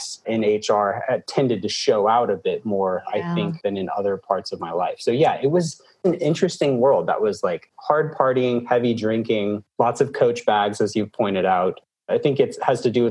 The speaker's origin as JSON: {"language": "English", "region": "Alabama", "country": "United States", "moved": "as an adult", "lives_now": "Atlanta, United States", "said": "I'm from Alabama"}